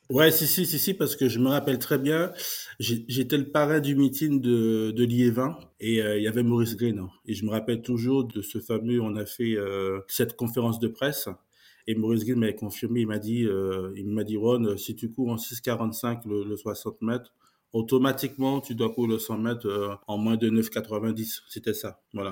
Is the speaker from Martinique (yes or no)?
yes; Martinique; moved away; also born or lived in Montgeron, France; moi, j'ai grandi en Martinique, j'ai grandi dans les montagnes